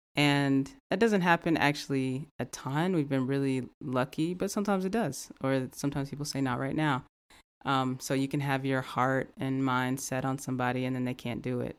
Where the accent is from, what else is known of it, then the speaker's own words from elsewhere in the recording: the South, United States; growing up in the South, um, growing up in a Black community